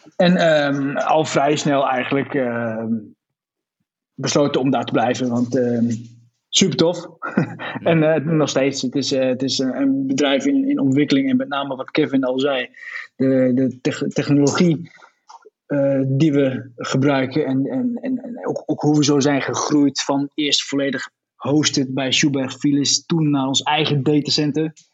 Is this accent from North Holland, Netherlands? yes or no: no; Twente, Overijssel, Netherlands; moved away as an adult; now in Nijmegen, Netherlands; in Twente